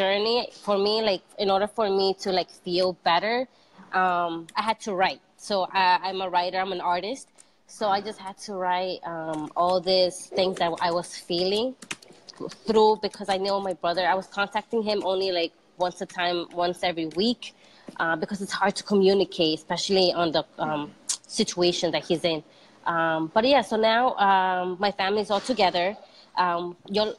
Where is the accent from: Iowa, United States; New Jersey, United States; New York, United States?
New York, United States; New York City; I was born in Queens, Jackson Heights. I still live in the same building where my mom landed.